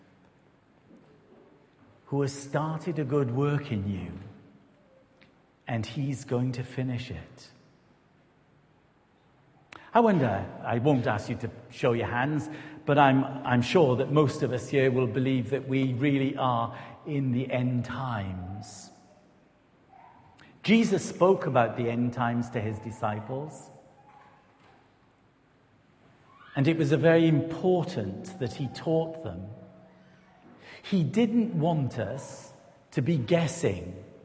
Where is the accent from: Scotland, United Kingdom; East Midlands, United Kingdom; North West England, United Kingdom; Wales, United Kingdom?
Wales, United Kingdom; Newport; moved away as an adult; also born or lived in Rossendale Valley, Lancashire / Belvedere, Greater London / St Austell; We're from the Newport-Gwent area